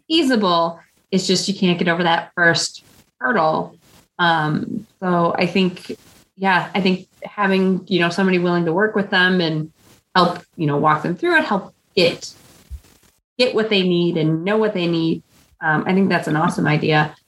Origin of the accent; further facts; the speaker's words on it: Midwest, United States; accent: Midwestern; my Midwestern accent